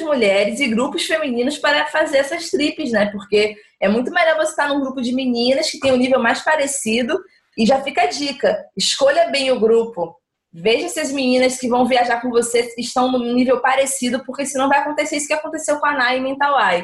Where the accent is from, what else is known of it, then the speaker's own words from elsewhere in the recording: Itacaré, Bahia, Brazil; Eu cresci em Itacaré, amo Itacaré.